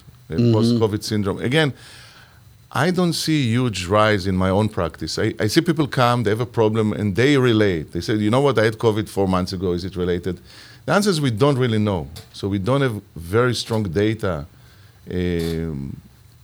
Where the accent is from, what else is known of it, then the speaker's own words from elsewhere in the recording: Israel; moved away; I'm originally from Israel